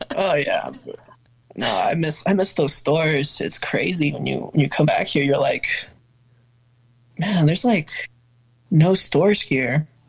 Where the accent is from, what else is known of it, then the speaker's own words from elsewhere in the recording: El Paso, Texas, United States; also born or lived in Austin, Texas; I'm from El Paso. Been here for about two years now. I was living in Austin for about five.